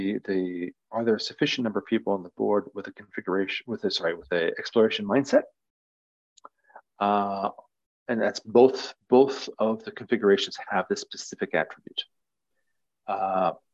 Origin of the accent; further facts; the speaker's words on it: Nebraska, United States; I'm from Nebraska in the US